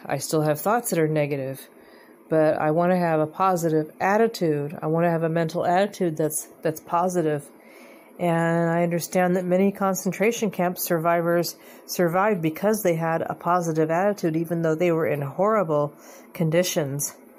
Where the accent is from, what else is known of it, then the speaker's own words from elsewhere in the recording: United States; I'm an American